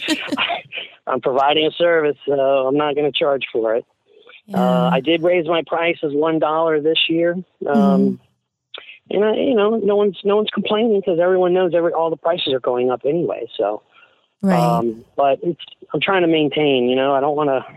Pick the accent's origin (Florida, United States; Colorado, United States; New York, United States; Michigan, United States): Florida, United States; Tampa; I'm from Ybor City, so I'm Sicilian Cuban on my mother's side.